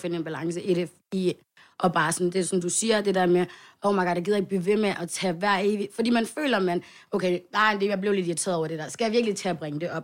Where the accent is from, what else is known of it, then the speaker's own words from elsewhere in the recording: Svendstrup, North Denmark Region, Denmark; lille by, vi bor i, Svendstrup